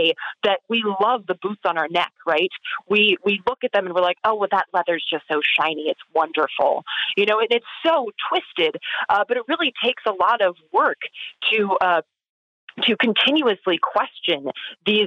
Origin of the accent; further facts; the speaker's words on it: the South, United States; growing up in the South